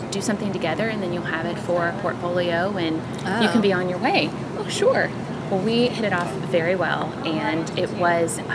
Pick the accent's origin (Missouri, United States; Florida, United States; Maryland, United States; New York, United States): Missouri, United States; Kansas City; now in Savannah, United States; in the Midwest, growing up in Kansas City